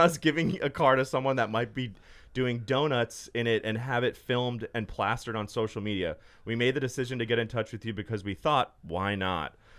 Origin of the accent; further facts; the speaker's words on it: Los Angeles, California, United States; I grew up in L A, born and raised